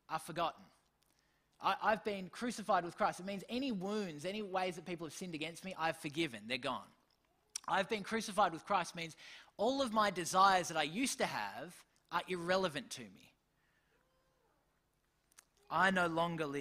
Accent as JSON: {"language": "English", "country": "Australia", "said": "I'm still an Australian, I still have parents"}